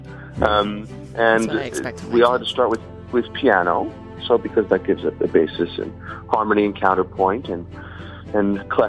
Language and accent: English; Seattle, Washington, United States; I grew up in Seattle, Washington